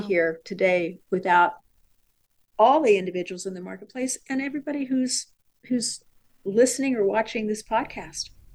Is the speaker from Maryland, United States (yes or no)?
no; San Diego, California, United States; I was born and raised in San Diego